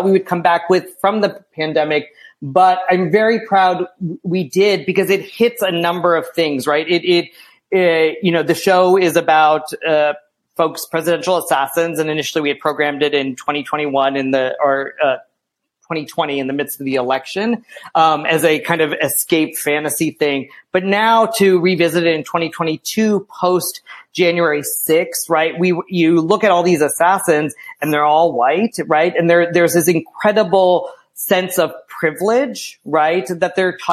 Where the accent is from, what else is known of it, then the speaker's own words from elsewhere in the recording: United States; accent: American; they recognize me as an American